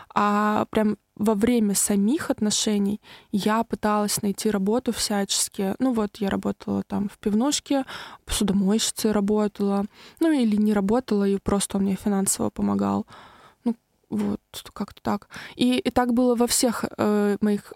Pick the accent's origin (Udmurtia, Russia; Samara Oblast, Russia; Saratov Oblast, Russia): Samara Oblast, Russia; Tolyatti; я из Тольятти